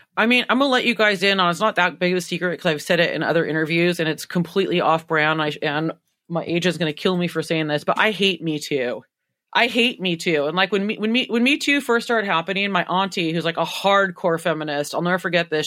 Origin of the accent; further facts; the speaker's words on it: United States; I'm so American